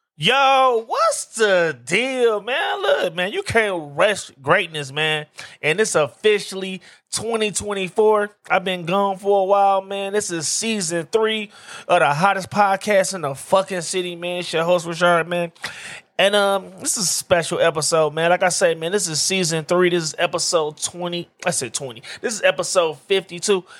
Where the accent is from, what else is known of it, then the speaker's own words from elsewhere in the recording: Detroit, Michigan, United States; I'm from the D. I told y'all that. I'm from Detroit